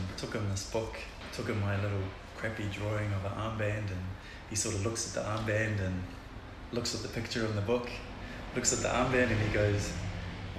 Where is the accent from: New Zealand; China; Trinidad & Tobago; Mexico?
New Zealand; Auckland; first language Tongan; English is a second language; also born or lived in Tonga; basically landed in Otara, South Auckland, and sort of grew up out there.